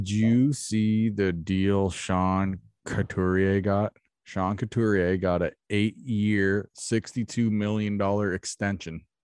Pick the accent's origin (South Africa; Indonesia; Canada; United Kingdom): Canada; Maidstone, Ontario; I live in the house I grew up in in Maidstone.